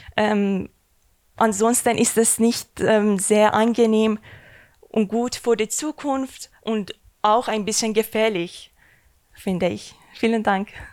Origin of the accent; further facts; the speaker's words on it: Iran; German is a second language; moved away as an adult; now in Germany; ich bin ein Iraner, die seit 2016 in ähm, Deutschland wohne.